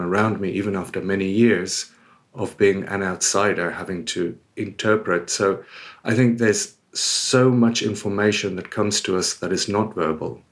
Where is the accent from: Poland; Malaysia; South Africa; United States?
South Africa; moved away as an adult; also born or lived in United Kingdom / Australia; now in Spain; I was born and raised in South Africa. I lived there until my early twenties before I moved away to the U K and eventually Australia, then here.